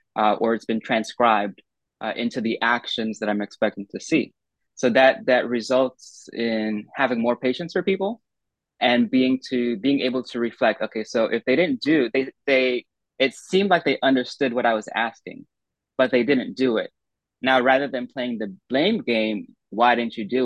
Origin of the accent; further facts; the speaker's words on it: United States; as an American